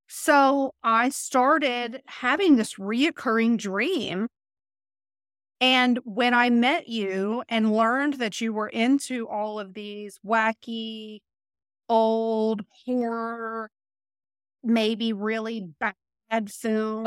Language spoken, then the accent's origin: English; Mulberry, Florida, United States; I grew up in Mulberry